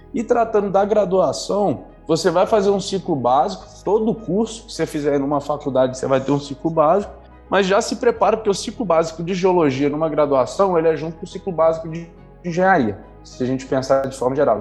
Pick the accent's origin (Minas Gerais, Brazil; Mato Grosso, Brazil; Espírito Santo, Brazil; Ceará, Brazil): Espírito Santo, Brazil; Pedra Azul; eu sou de Pedra Azul, interior do Espírito Santo, capixaba de origem